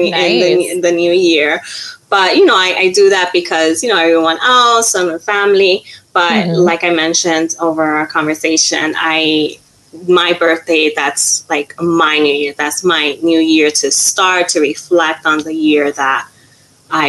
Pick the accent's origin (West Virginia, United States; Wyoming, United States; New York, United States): New York, United States; New York City; I did my undergrad here in New York City. So I'm from New York City